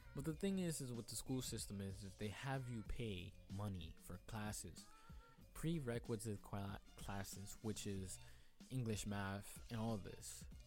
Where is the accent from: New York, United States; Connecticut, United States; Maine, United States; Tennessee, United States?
New York, United States; New York City; I'm from Queens